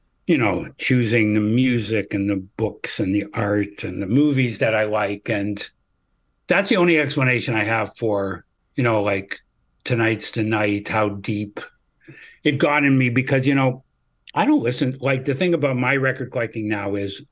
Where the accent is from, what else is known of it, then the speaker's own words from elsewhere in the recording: Canada; I'm a Canadian